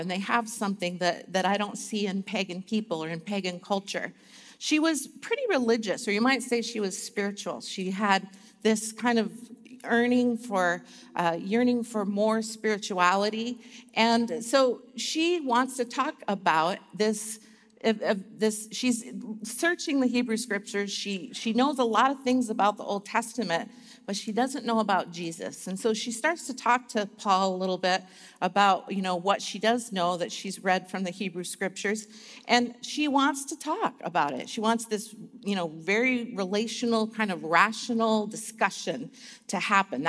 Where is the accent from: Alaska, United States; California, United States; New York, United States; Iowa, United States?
Alaska, United States; I grew up in Alaska, and I had to go to school till it was minus 60 degrees Fahrenheit